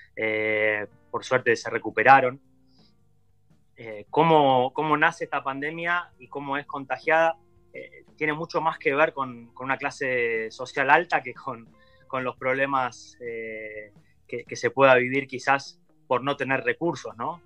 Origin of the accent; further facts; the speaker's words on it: Argentina; also born or lived in São Paulo, Brazil; now in Uruguay; como argentinos